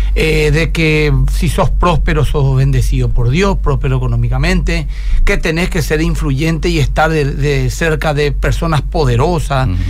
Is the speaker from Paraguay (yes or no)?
yes; Asunción, Paraguay; yo soy asunceno